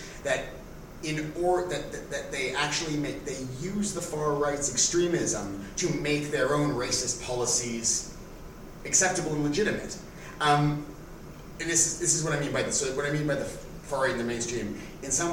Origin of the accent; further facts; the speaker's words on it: Toronto, Ontario, Canada; When I was a teenager, there was a huge skinhead revival in Toronto, and I was part of sort of a two-tone movement